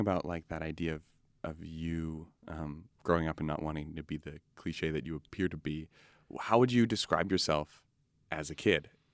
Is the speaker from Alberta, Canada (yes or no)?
yes; Edmonton, Alberta, Canada; growing up in Edmonton